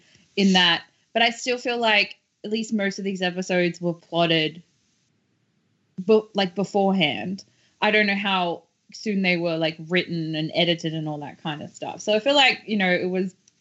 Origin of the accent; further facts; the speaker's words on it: Australia; I'm Australian